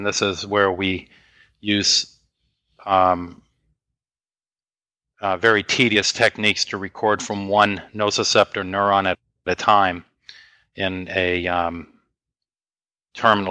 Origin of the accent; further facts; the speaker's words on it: Maine, United States; moved away as an adult; also born or lived in North Carolina; I'm from Maine and my wife's from Maine, and we moved to North Carolina